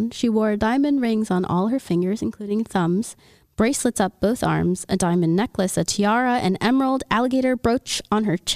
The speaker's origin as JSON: {"language": "English", "region": "Louisiana", "country": "United States", "said": "from Louisiana. I'm from Louisiana."}